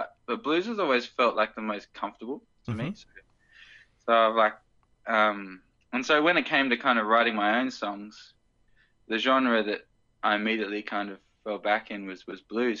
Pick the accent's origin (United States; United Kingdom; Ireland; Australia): Australia; the Hawkesbury, New South Wales; I grew up in the Hawkesbury